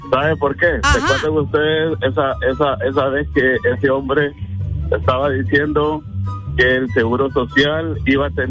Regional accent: Honduras; Entonces necesitamos como hondureños que queremos a nuestra patria, a nuestro pueblo, cambiar esa mentalidad.

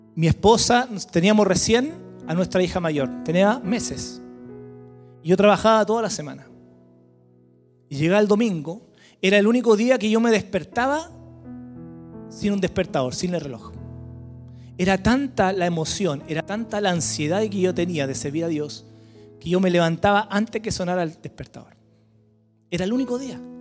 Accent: Santiago, Santiago Metropolitan Region, Chile; moved away as an adult; now in Villarrica, Chile; éramos de Santiago, siempre nacido y criado en Santiago

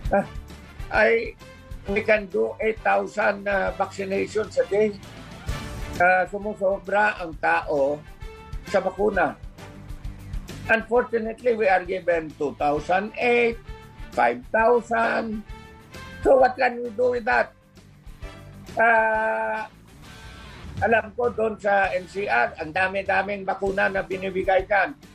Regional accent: Philippines; also born or lived in Western Visayas (Region 6); Pilipino rin ako.

